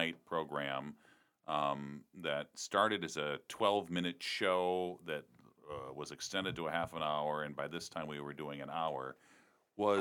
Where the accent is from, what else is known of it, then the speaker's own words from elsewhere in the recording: Chicago, Illinois, United States; I grew up in Chicago